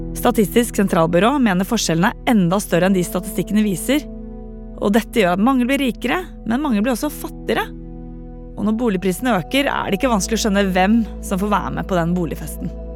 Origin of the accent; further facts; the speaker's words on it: Bærum, Akershus, Norway; Da jeg vokste opp i Bærum på 80- og 90-tallet